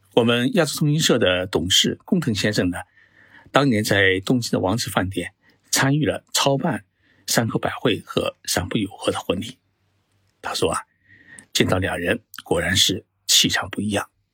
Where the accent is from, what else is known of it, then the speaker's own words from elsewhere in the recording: China; 我们中国人